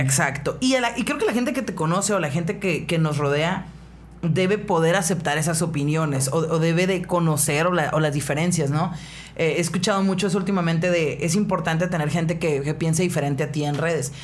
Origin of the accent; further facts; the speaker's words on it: northern Mexico, Mexico; Soy una morra norteña de 33 años